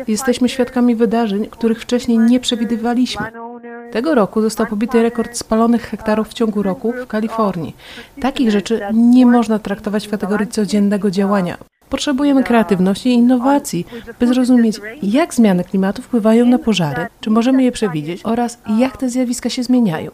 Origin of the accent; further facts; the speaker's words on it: Spain; Urodziłam się w Hiszpanii